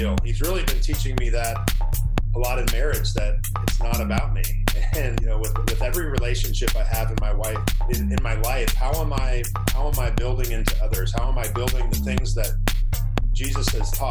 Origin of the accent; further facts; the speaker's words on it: Des Moines, Iowa, United States; now in Pittsburgh, United States; I grew up in Des Moines, Iowa